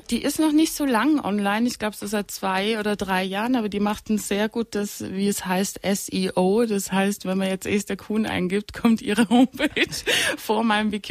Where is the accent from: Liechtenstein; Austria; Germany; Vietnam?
Austria; also born or lived in Italy / United States; weil ich bin in Österreich groß geworden, ich bin in Italien groß geworden, dann war ich in Kleinburn in den USA